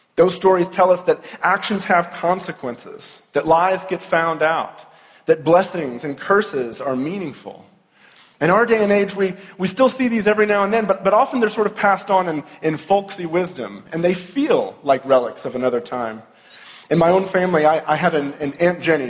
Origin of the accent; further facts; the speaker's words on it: Louisville, Kentucky, United States; I'm from Louisville, Kentucky